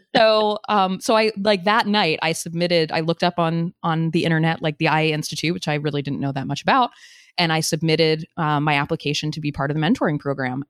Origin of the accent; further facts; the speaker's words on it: U.S. Virgin Islands; moved away; I grew up on Saint Croix